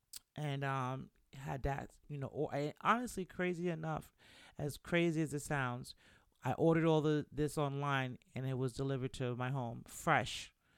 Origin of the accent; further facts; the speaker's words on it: Bronx, New York, United States; you should know by now that I'm Jamaican. If you didn't know, if you're new to the show, welcome to She Can Talk. … I'm Jamaican from the Bronx